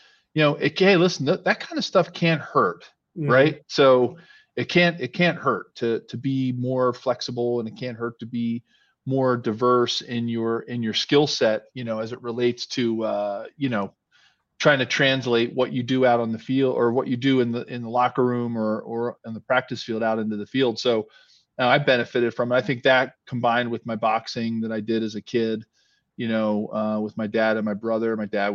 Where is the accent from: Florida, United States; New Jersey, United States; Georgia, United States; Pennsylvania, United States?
Pennsylvania, United States; Philadelphia; where I grew up in Philly